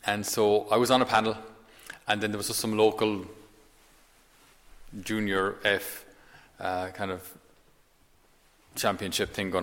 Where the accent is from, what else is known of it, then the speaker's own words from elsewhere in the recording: Tipperary, Ireland; I'm from Tipperary, County Tipperary